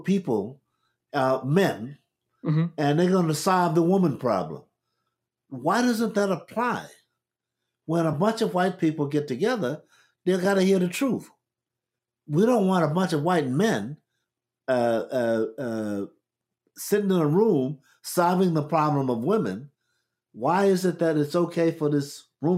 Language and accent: English; United States; We grew up in America.